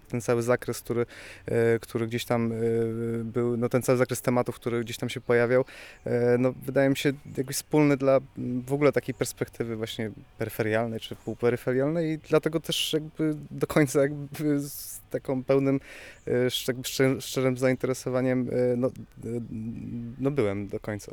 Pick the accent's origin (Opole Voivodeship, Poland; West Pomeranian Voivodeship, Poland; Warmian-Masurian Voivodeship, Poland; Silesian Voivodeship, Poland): Silesian Voivodeship, Poland; Bytom; now in Katowice, Poland; jako mieszkaniec też, no, może nie jakoś małego miasta, bo Katowic, ale jakby, jakby wychodziłem też, z, czy wychowywałem się w Bytomiu